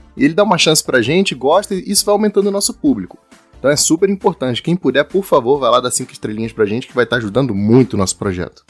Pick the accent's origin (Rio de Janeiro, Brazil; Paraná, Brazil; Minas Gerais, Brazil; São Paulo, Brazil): Rio de Janeiro, Brazil; eu, você e o Kai, a gente é do Rio de Janeiro.